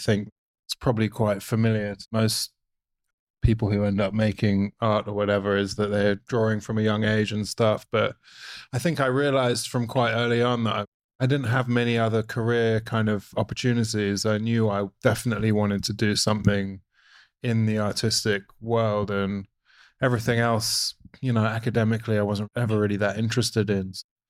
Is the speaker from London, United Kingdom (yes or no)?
yes; London, United Kingdom; moved away; I'm from London in the UK originally.